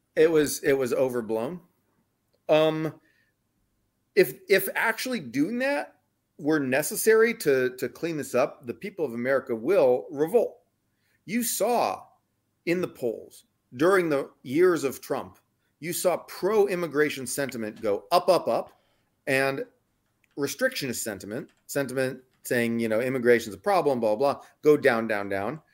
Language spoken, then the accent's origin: English; Texas, United States; now in San Francisco, United States; I'm from Texas